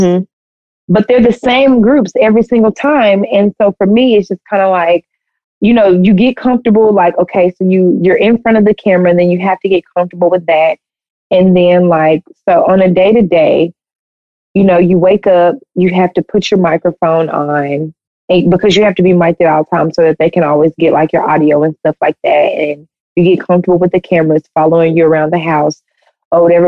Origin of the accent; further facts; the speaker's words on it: the South, United States; we're from the South, so people always talk like that.